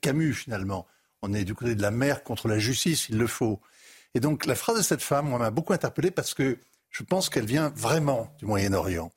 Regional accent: France; je suis un Français d'aujourd'hui

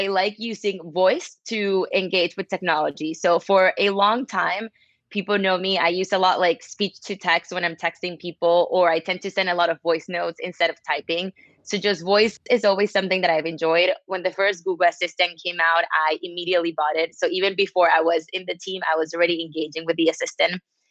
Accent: Caracas, Capital District, Venezuela; now in New York City, United States; I'm from Caracas, Venezuela, but I live in New York City

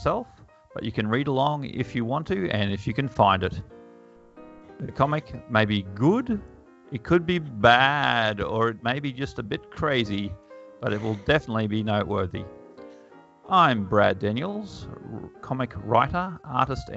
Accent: Bundaberg, Queensland, Australia; I grew up in Bundaberg, and they only had one station

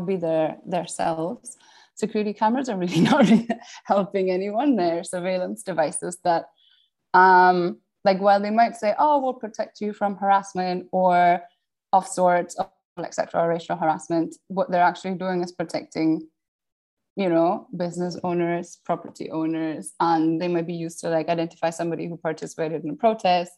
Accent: Austria; moved away; also born or lived in Cambridge, United Kingdom; I grew up in the Austrian countryside

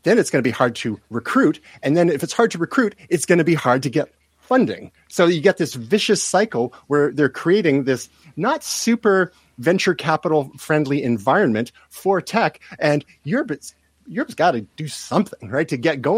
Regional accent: Canada; I'm from Canada

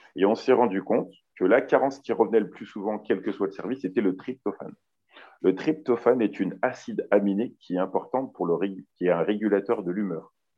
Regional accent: Lyon, Auvergne-Rhône-Alpes, France; je suis originaire de Lyon

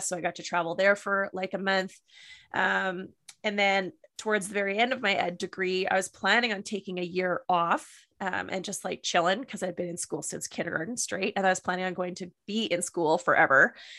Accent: Ottawa Valley, Ontario, Canada; moved away as an adult; also born or lived in Kingston, Ontario; now in Okanagan, Canada; I was born and raised in the Ottawa Valley in Ontario

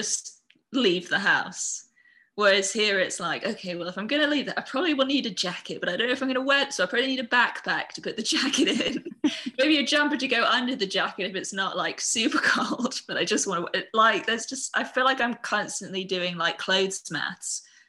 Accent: Singapore; I'm from Singapore.

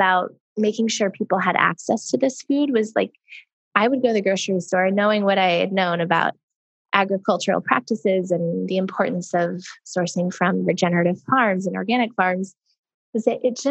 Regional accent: Sedona, Arizona, United States; we're from Sedona, Arizona, which is a very kind of hippie spiritual town. And we were lucky enough to grow up around a lot of different kinds of people and ways of thinking

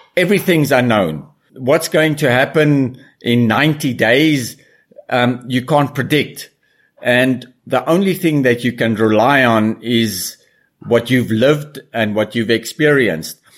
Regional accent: South Africa; moved away; also born or lived in Brazil; as a kid growing up in South Africa around animals

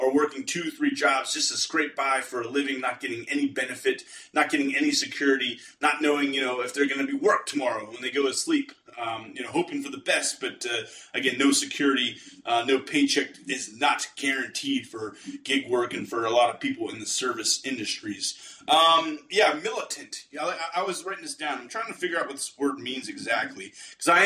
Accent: Pittsburgh, Pennsylvania, United States; I'm from Pittsburgh

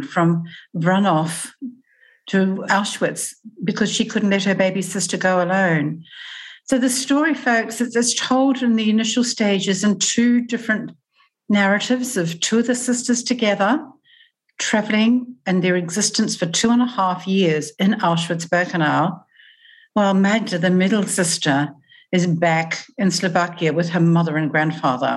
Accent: New Zealand; moved away as an adult; now in Australia; as a young adult, and I moved from New Zealand to Australia

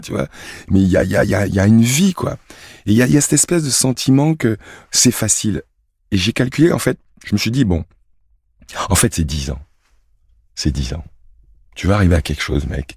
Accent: Cameroon; moved away; also born or lived in Sedan, France; ma source, mec, c'est Sedan. Je suis un sanglier des Ardennes. Je suis un Sedanais d'origine belge. mon arrière-grand-mère était belge. Donc je suis né, puis j'ai grandi au Cameroun

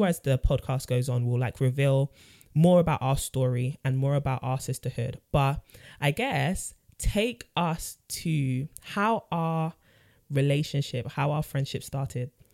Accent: London, United Kingdom; born and raised in North London too

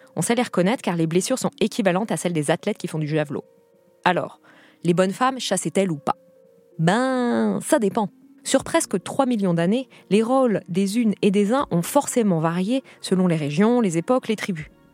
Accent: Brittany, France; j'ai grandi en Bretagne

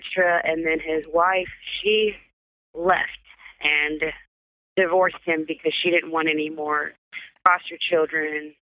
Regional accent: Columbia, Missouri, United States; Columbia, Missouri.

